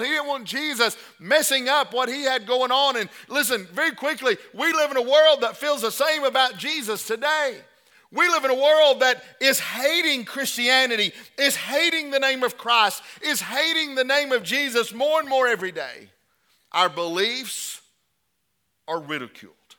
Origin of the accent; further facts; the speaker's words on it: the South, United States; we're brought up in the South